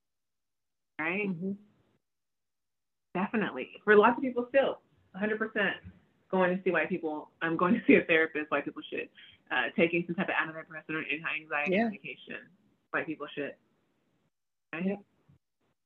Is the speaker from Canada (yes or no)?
no; United States; I was born here. So I'm American